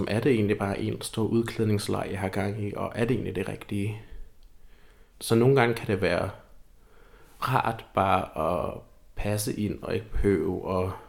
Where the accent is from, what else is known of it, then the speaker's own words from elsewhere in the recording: Lolland, Zealand, Denmark; Jeg føler altid, at jeg kan mærke mit, øh, mit lollandske ophav. Jeg, jeg er født og opvokset på Lolland.